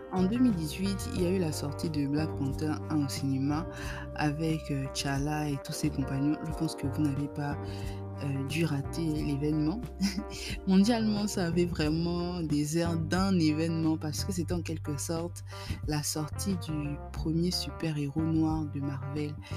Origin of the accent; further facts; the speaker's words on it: Gabon; notre identité en tant que Gabonais